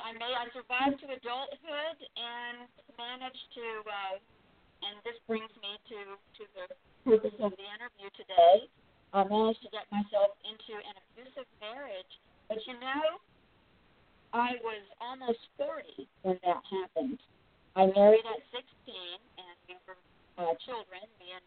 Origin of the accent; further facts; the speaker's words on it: Eglin Air Force Base, Florida, United States; I grew up, I grew up in Florida, and I'm a military brat. I'm an Air Force brat.